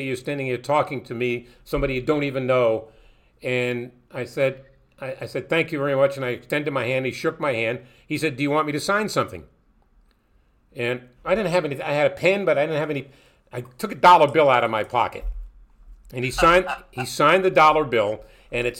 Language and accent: English; New York City, New York, United States; Jackie was my hero growing up in Brooklyn